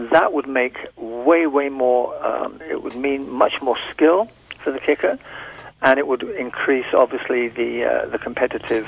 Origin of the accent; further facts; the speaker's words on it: England, United Kingdom; I'm from the British Empire, from England, British Isles